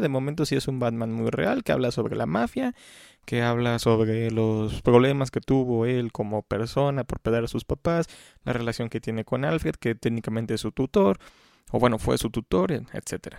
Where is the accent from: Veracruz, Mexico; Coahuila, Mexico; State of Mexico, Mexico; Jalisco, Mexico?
Veracruz, Mexico; Xalapa; los que somos de Jalapa